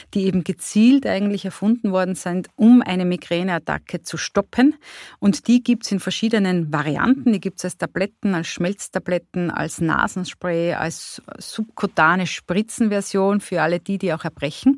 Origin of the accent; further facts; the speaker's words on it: Carinthia, Austria; Ich komme aus Kärnten